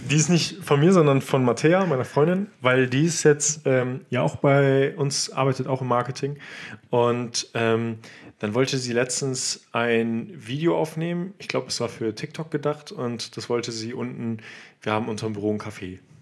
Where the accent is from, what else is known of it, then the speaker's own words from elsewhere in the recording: Germany; als Deutscher